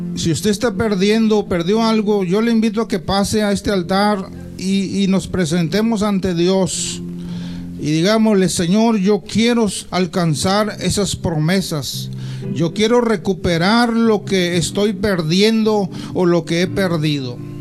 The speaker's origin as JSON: {"language": "Spanish", "country": "Mexico", "said": "nosotros como mexicanos"}